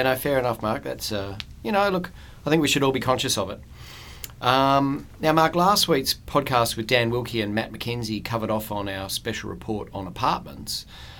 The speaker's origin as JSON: {"language": "English", "town": "Perth", "region": "Western Australia", "country": "Australia", "tie": "born or raised there", "said": "I grew up in Applecross, where I think the highest thing was the Raffles Hotel, I reckon, in those days."}